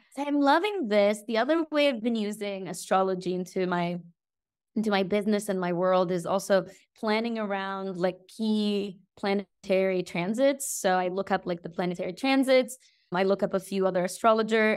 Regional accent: Egypt; now in Greece; my hometown, Egypt

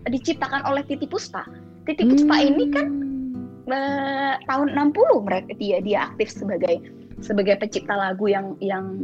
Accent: Bangka Belitung Islands, Indonesia; misalnya gue orang Bangka ya gue kan makannya uh, nasi putih eh nasi merah nih kita

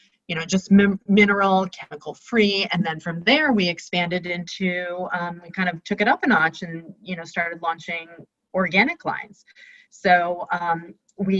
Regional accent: New York, United States; now in San Rafael, United States; I'm originally from New York, but have been in California for a long time.

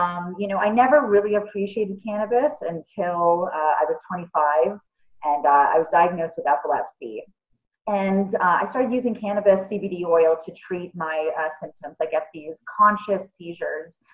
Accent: Toronto, Ontario, Canada; I'm from Toronto, born and raised

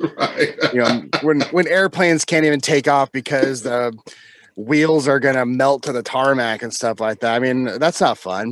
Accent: just south of Seattle, Washington, United States; also born or lived in France; I'm born and raised in, uh, well, just south of Seattle

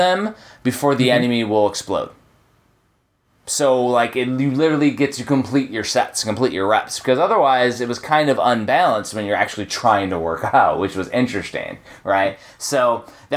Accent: Chicagoland, Northwest Indiana, United States; also born or lived in Texas; now in Georgia, United States; I'm originally from Northwest Indiana, Chicagoland

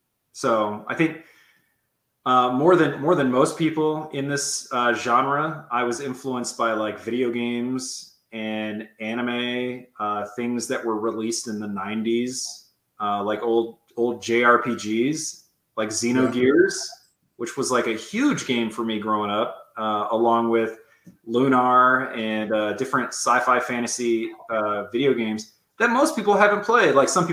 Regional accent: the South, United States; Growing up in the South and then moving to a big city, having those two very different cultures, you know, back to back like

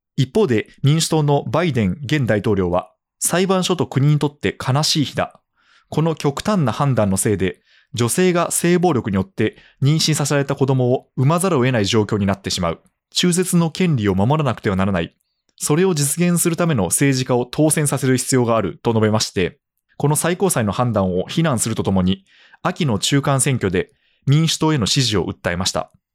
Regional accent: Japan; now in Tokyo metropolitan area, Japan; 私はですね地方出身で首都圏で現役で働いている身

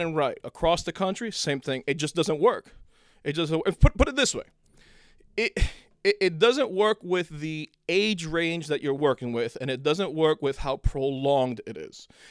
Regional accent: Cuba; moved away; I was born in Cuba and then I came here in nineteen eighty.

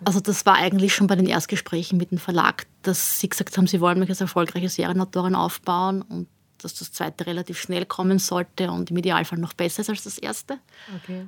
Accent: Austria; bei uns in Österreich

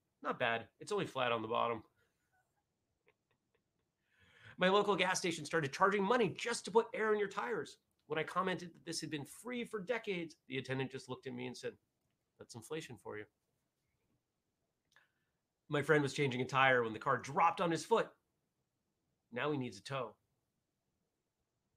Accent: Maine, United States; moved away as an adult; now in Vermont, United States; I grew up in Maine, where not everyone had snow tires

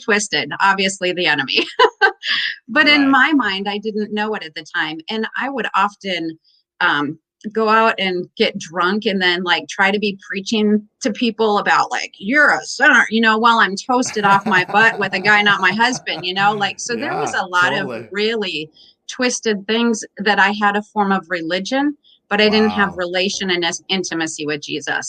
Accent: Minnesota, United States; also born or lived in Pennsylvania; I was actually born in Pennsylvania, but I'm from Minnesota mostly. My parents moved here when I was two

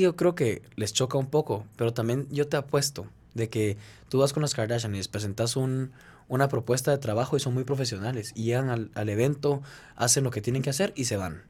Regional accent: Guatemala; soy de Guatemala

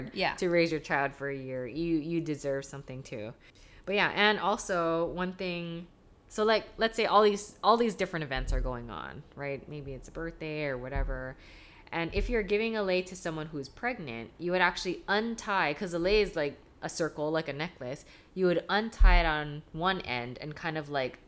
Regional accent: Hawaii, United States; I'm not Hawaiian, I'm Japanese, but I've right. lived here like my whole life.

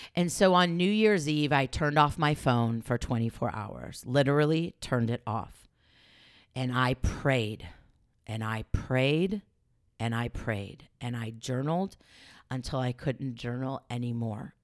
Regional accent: Los Angeles, California, United States; moved away as an adult; now in Oregon, United States; growing up in Los Angeles

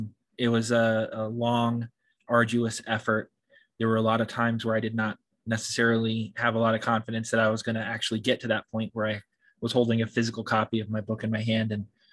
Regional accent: Washington, United States; born there; also born or lived in California; now in New York, United States; I was born on the West Coast in Washington State and spent some time in California as well. But most of my life I've been in New York, yes.

